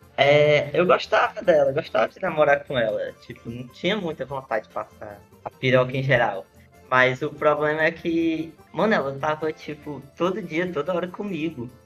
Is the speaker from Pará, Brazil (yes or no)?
no; interior of Ceará, Brazil; now in Fortaleza, Brazil; eu sou do interior do Ceará, e moro aqui em Fortaleza sozinho